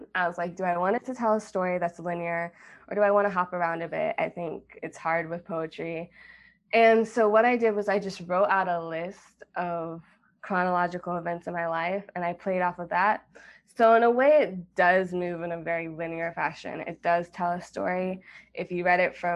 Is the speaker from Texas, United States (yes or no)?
yes; Austin, Texas, United States; moved away as an adult; now in Chicago, United States; I grew up in Chicago for 7 years, and then my mom remarried and we moved to Austin.